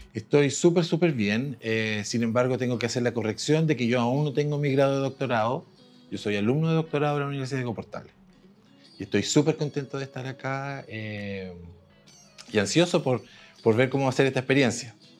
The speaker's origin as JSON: {"language": "Spanish", "town": "Temuco", "region": "Araucanía", "country": "Chile", "said": "yo soy de Temuco, yo estudié en Temuco en los años 80"}